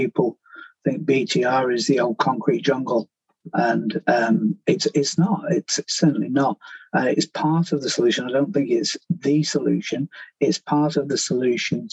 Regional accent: Manchester, North West England, United Kingdom; My hometown of Manchester

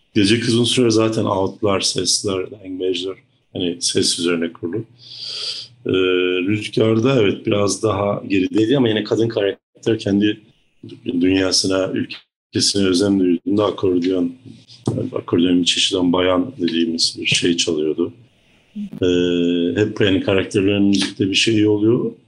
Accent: Black Sea Region, Turkey; moved away; orada büyümüş çocukluğum Karadeniz gibi bir yerde geçmiş biri olarak

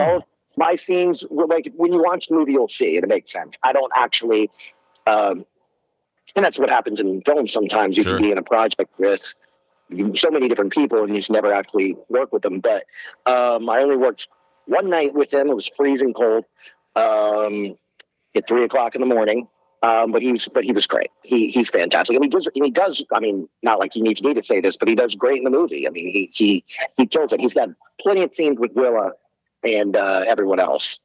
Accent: Baton Rouge, Louisiana, United States; I'm from Baton Rouge, yeah, originally.

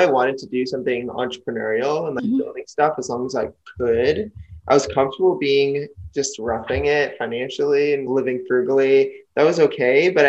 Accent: New Jersey, United States; also born or lived in UCLA, California; I'm from New Jersey

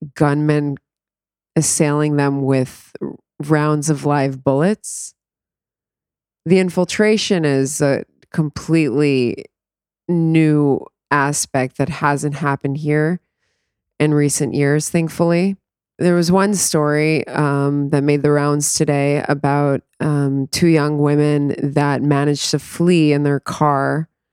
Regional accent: South Florida, United States; moved away as an adult; also born or lived in New York; now in Israel; I grew up in South Florida, about twenty minutes away from the Parkland High School

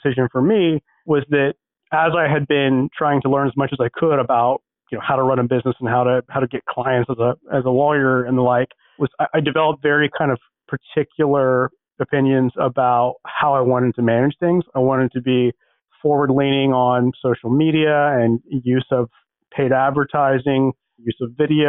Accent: Oklahoma City, Oklahoma, United States; moved away as an adult; also born or lived in Minnesota; now in Houston, United States; I grew up in Oklahoma, in the Oklahoma City area, went to undergrad there

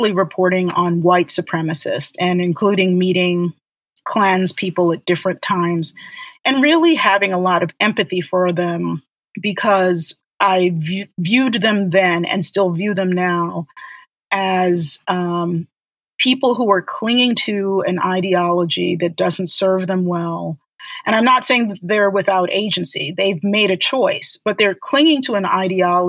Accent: Baltimore, Maryland, United States; eventually really growing up in Baltimore

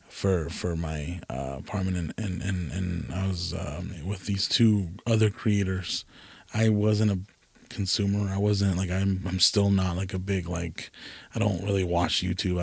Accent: California, United States; moved away; also born or lived in Nevada; I'm from California.

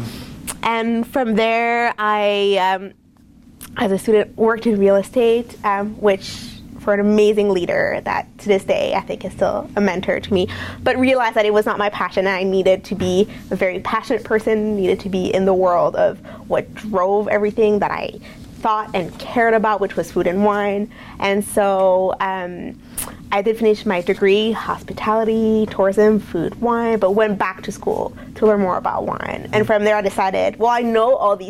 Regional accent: Montreal, Quebec, Canada; moved away as an adult; also born or lived in France; now in McMinnville, United States; I grew up in Montreal, so very much of a French influence in our culture

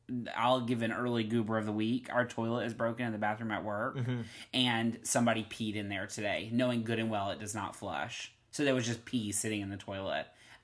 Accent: Hillsboro, United States; I'm from Hillsboro.

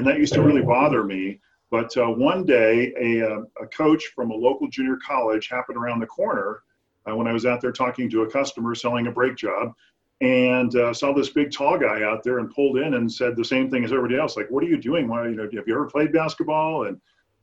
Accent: Southern California, United States; I grew up in Southern California

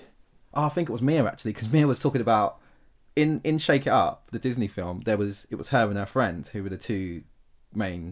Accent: United Kingdom; as a Brit

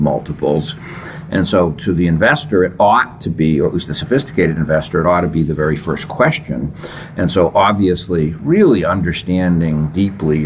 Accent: Massachusetts, United States; I grew up in Massachusetts

